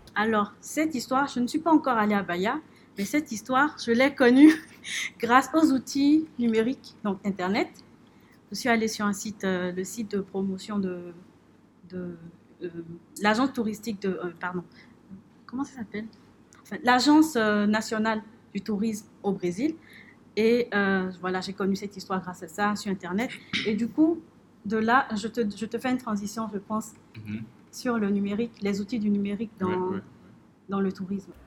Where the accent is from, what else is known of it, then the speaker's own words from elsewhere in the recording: Benin; Nous sommes ambassadeurs du Bénin